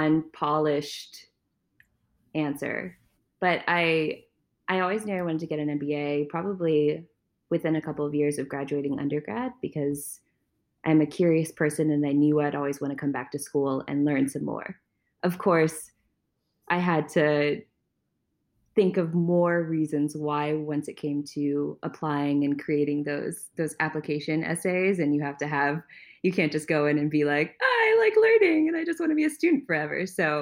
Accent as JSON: {"language": "English", "region": "Maryland", "country": "United States", "tie": "born or raised there", "said": "I grew up in Maryland primarily. I say this because I was an Army brat, so we moved around beforehand, but I spent the most time in Maryland."}